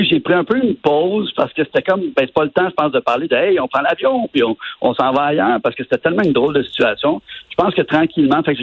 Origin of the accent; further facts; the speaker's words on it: Montreal, Quebec, Canada; Ah, tu sais, en tant que Québécois, de Montréalais et de Québécois, on avait des préjugés.